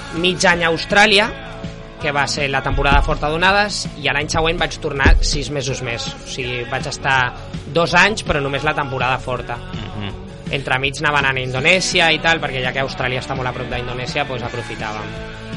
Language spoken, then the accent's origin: Catalan; Barcelona, Catalonia, Spain; also born or lived in Menorca; Jo vaig néixer a Barcelona